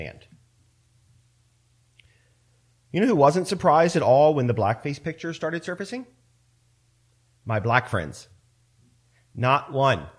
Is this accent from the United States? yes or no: yes; Central Maryland, United States; I grew up in Central Maryland, and I went to school on a military base